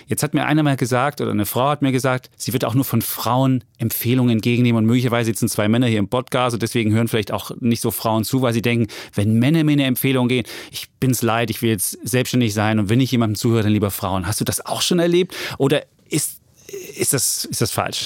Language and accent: German; East Germany, Germany; als Ossi